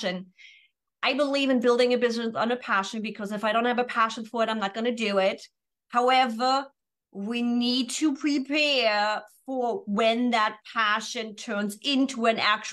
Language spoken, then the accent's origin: English; Germany; moved away as an adult; now in San Diego, United States; after 24 years born and raised in Germany